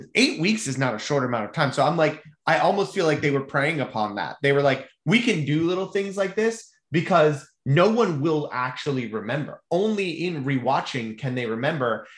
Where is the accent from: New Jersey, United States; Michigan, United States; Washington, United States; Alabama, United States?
Michigan, United States; Mount Pleasant; moved away as an adult; also born or lived in Charlotte, North Carolina; now in Central Florida, United States; I was raised in Mount Pleasant, ah, Michigan